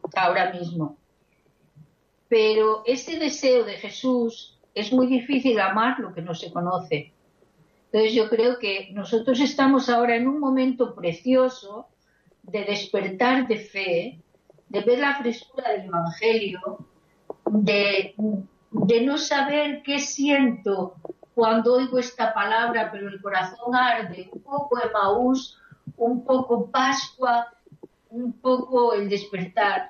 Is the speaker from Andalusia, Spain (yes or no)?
no; Zamora, Castile and León, Spain; now in Kyiv, Ukraine; Antonia Estrada y yo somos de Zamora